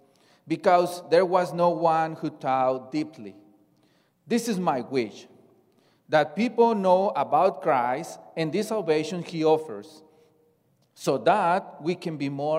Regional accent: Mexico; moved away; I come from Mexico, and I belong to the church since I was born

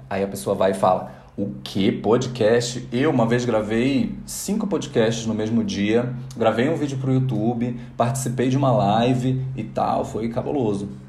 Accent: Rio de Janeiro, Brazil; moved away; also born or lived in Porto Velho; A história mais importante da minha vida foi quando eu me mudei com a, minha família do Rio de Janeiro para Porto Velho, porque meu pai tinha passado em um concurso.

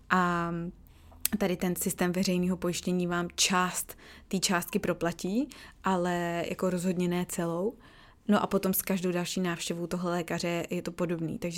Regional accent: Czechia; moved away; už prostě 8 let v Čechách nežiju, jo. Ale přijde mi, že tady se s tím tolik necrcají, jako u nás v Čechách

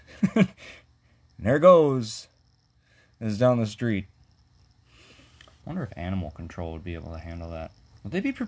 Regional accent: Minnesota, United States; I'm from Minnesota

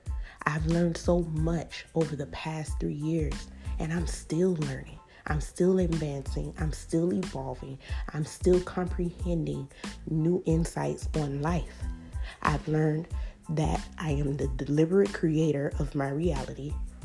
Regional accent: Miami, Florida, United States; I'm from Liberty City.

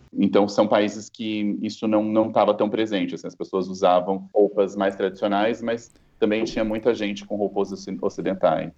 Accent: Campo Grande, Mato Grosso do Sul, Brazil; also born or lived in Salvador; now in São Paulo, Brazil; eu não, não sou paulistano, eu moro em São Paulo desde 2009, mas eu nasci em Campo Grande

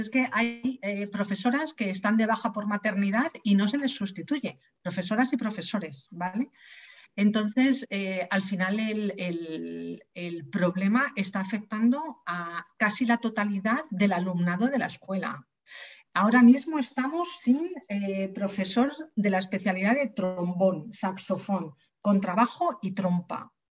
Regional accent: Leganés, Community of Madrid, Spain; yo soy de Leganés de toda la vida

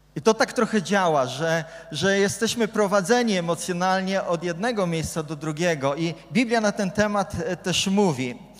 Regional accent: Gdynia, Pomeranian Voivodeship, Poland; Ja jestem z Gdyni, więc kibicuję Arce

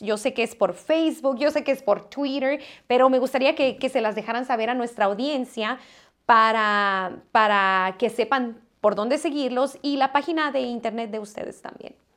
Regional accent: Mexico; moved away as an adult; now in United States; yo me vine a los 18 años de México a Estados Unidos a estudiar

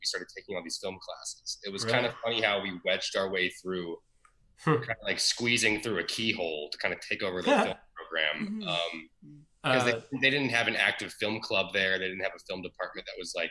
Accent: Ohio, United States; we're from Ohio

